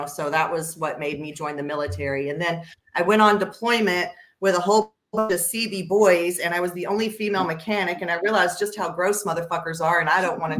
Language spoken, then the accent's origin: English; Texas, United States; also born or lived in Houston; I was born overseas, and I've lived in Texas since I was real little. So I kind of consider Texas my hometown.